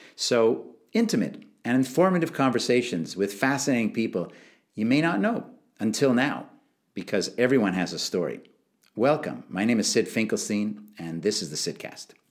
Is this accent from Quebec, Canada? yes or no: yes; Montreal, Quebec, Canada; moved away; also born or lived in London; I grew up in Canada, Montreal